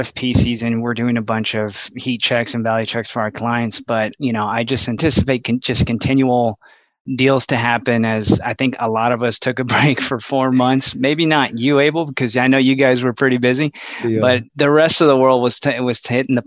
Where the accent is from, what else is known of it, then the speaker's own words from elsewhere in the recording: Laredo, Texas, United States; moved away as an adult; now in San Antonio, United States; born and raised in Laredo, Texas.